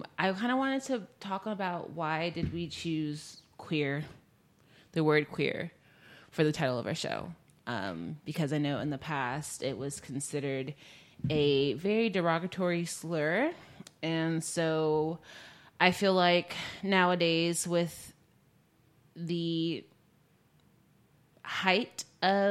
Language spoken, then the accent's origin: English; the South, United States; growing up in the South